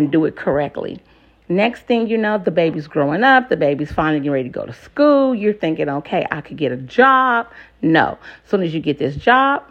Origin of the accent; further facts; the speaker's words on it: West Coast, United States; now in Moyock, United States; I'm from the West Coast